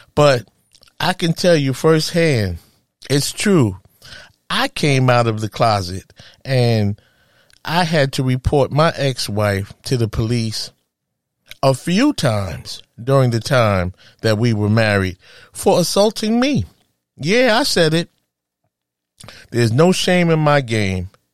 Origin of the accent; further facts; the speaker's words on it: New York City, New York, United States; a woman from Harlem, USA, my hometown